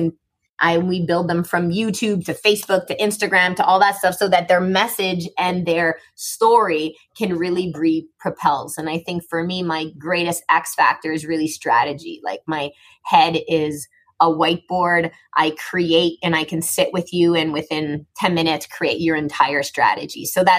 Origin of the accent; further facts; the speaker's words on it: Morocco; born there; I was born in Morocco, and that's a longer story, but I just never fit in.